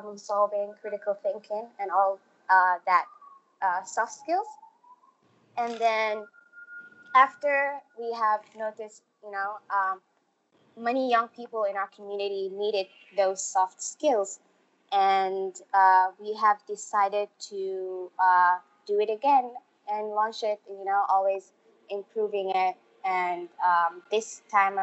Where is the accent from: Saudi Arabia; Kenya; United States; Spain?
Saudi Arabia; also born or lived in Somalia; now in Malaysia; I'm from Somalia and I was born in Saudi Arabia and I was actually raised there.